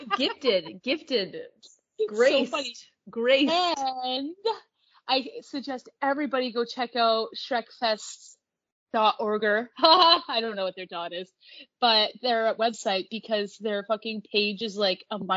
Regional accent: Canada; I'm Canadian.

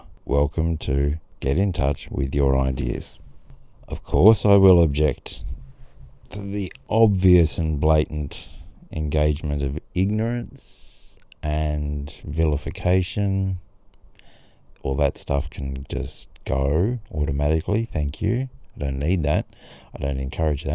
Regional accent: Grafton, New South Wales, Australia; also born or lived in Sydney; in Grafton, my hometown

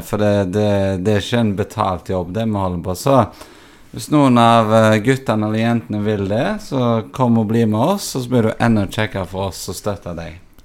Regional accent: Haugesund, Rogaland, Norway; moved away; det er jo egentlig min hjemby Haugesund.

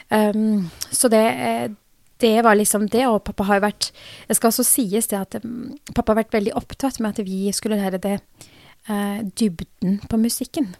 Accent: Drammen, Buskerud, Norway; jeg som egentlig har født og oppvokst her i Norge

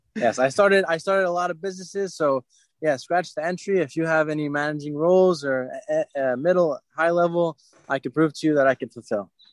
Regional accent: Fair Lawn, New Jersey, United States; I am from Fairlawn, New Jersey. It's in Bergen County, right at the top of Jersey

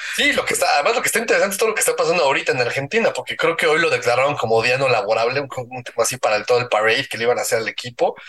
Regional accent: Mexico

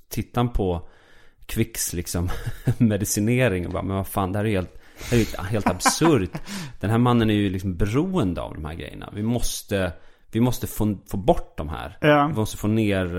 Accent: Falun, Dalarna County, Sweden; jag är uppväxt i Falun

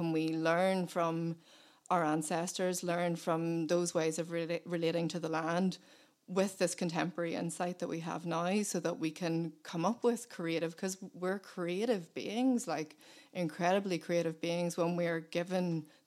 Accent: Belfast, Northern Ireland, United Kingdom; I was born in Belfast, and we moved out to the countryside when I was 8.

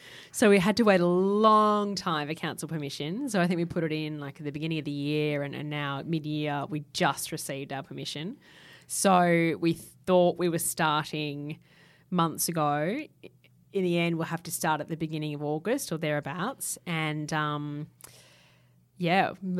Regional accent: Japan; I grew up in Japan, so there's lots of different textiles, sort of antique kimono fabrics I've used as upholstery

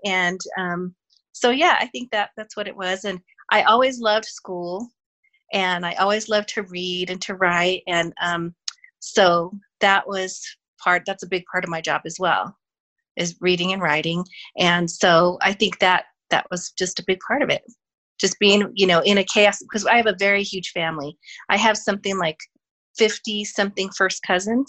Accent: Denver, Colorado, United States; I'm a native Denver, Colorado person

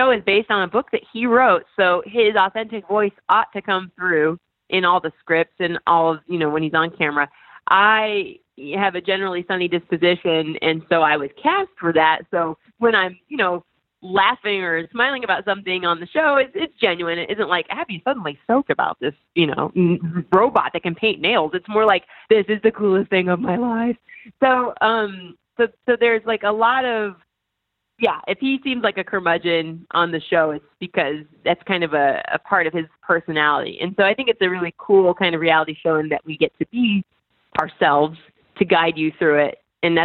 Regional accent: Indiana, United States; moved away; also born or lived in New York; I'm from Indiana and, you know, Hoosiers was really big for us then

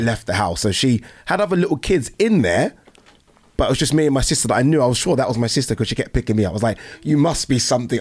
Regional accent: Brighton, South East England, United Kingdom; also born or lived in Nigeria; I was born in Nigeria. I came here when I was one. and I was fostered with a white family in Brighton

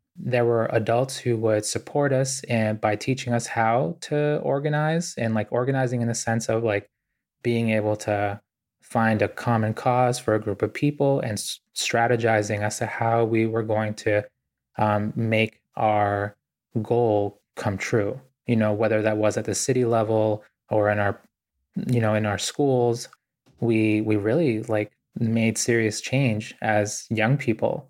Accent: Boston, Massachusetts, United States; also born or lived in Ecuador; I grew up really poor in Boston

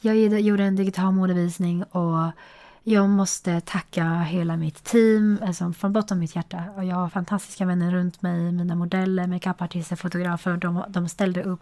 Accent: China; now in Sweden; där jag kommer ifrån

